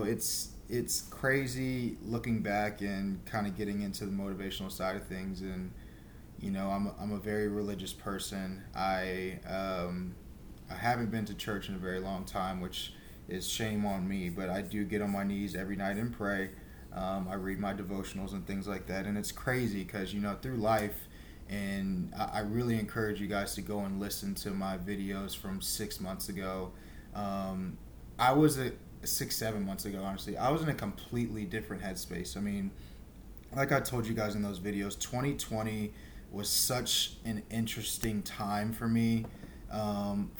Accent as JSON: {"language": "English", "town": "Houston", "region": "Texas", "country": "United States", "said": "I'm from Houston, Texas"}